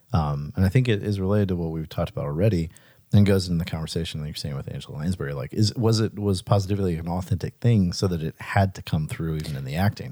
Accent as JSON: {"language": "English", "town": "Pascagoula", "region": "Mississippi", "country": "United States", "tie": "born or raised there", "also_born_or_lived": "Richmond", "moved": "yes", "said": "he was born in my hometown"}